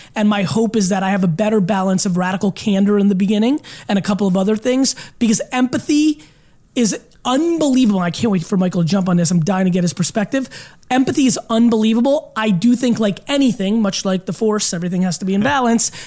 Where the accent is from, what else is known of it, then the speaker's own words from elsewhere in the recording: Belarus; moved away; I was born in Europe, in Eastern Europe, in Belarus